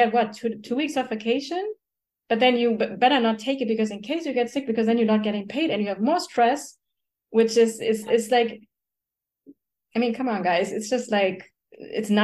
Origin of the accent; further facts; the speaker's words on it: Germany; moved away as an adult; now in United States; I grew up in Germany